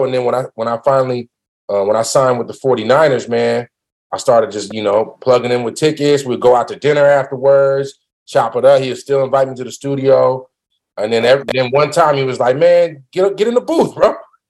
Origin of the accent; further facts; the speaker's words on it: the Bay Area, California, United States; I'm from the Bay, man.